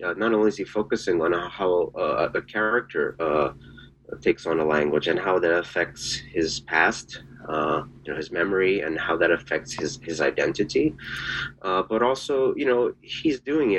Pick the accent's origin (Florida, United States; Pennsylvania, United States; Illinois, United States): Pennsylvania, United States; Philadelphia; And I grew up born in Philadelphia, so that was not part of my world until very recently.